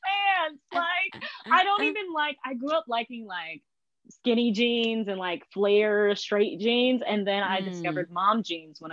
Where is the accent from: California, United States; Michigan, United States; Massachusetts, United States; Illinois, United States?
Michigan, United States; I'm from Michigan, America, the United States of America